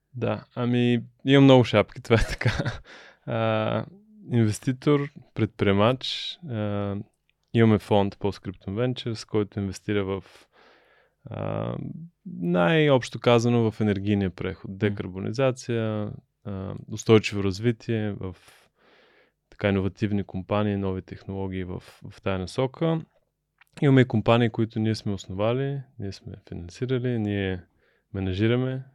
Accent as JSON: {"language": "Bulgarian", "town": "Burgas", "region": "Burgas Province", "country": "Bulgaria", "tie": "born or raised there", "also_born_or_lived": "United States", "moved": "as an adult", "said": "Аз съм от Бургас, баща ми е морски човек, капитан на кораб"}